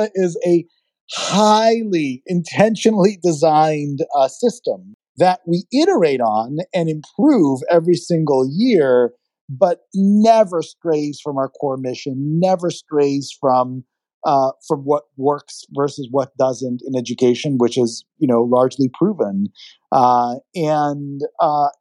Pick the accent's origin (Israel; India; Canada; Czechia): Israel; now in United States; being an immigrant, I was born in Israel. I was not born in the United States, and I adopted this country as my own